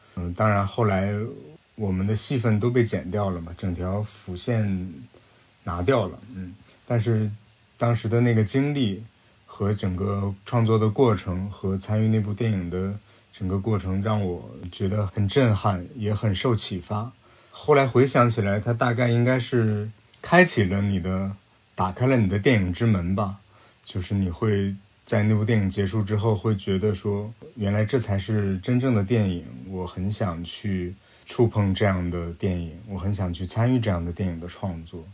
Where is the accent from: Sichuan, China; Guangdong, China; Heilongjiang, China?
Heilongjiang, China; Yichun; 我的故乡是俄罗斯的边境了，黑龙江伊春等于与俄罗斯是一江之隔，隔着那条江就叫黑龙江